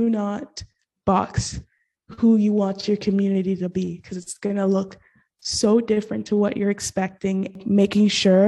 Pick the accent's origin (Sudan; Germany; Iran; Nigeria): Nigeria; also born or lived in Gabon / Middle East; Okay, so I'm Nigerian. I lived there 8 years of my life, but it was non-consecutive. So I lived there for 4 years and I moved to Gabon. Then I came back, also got to live in the Middle East for 4 years.